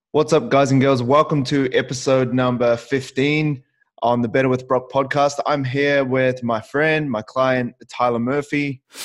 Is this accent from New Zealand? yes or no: yes; New Zealand; moved away; also born or lived in Auckland; I moved away from my family in New Zealand and I lived on my own.